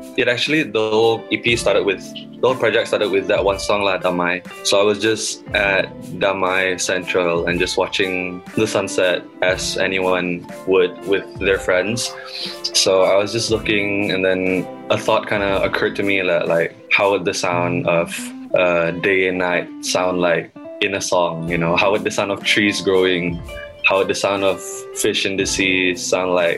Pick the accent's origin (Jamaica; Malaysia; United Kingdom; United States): Malaysia; Kuching, Sarawak; I am Sarawakian, born and raised in Kuching, Sarawak